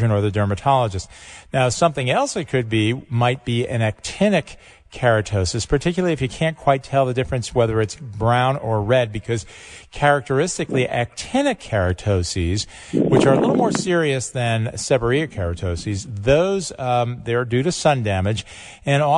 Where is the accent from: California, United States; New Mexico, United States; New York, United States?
New York, United States; Highland Falls; I grew up in Orange County, just over the border there in Highland Falls, New York, a wonderful little town